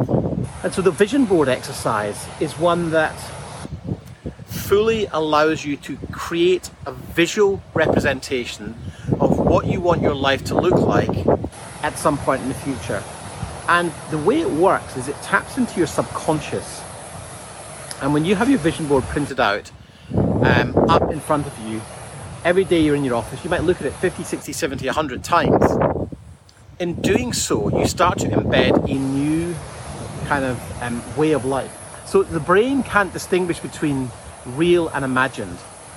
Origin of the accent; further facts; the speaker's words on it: Scotland, United Kingdom; And I can tell you, so as someone growing up in Scotland, where the weather wasn't great all the time, this is sensational.